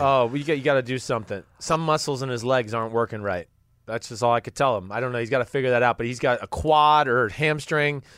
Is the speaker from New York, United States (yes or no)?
no; New Jersey, United States; I'm from New Jersey